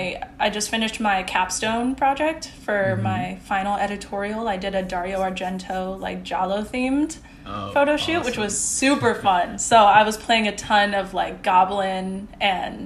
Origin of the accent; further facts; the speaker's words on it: Midwest, United States; I am from the Midwest